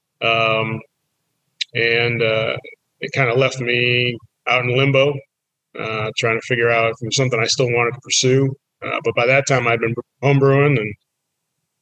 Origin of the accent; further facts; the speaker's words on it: Massachusetts, United States; moved away as an adult; now in Roanoke, United States; while I was born in Roanoke, I lived most of my life up in Massachusetts